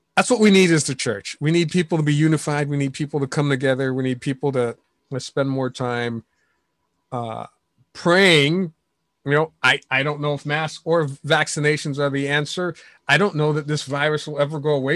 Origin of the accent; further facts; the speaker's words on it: New York City, New York, United States; moved away; New York City is my hometown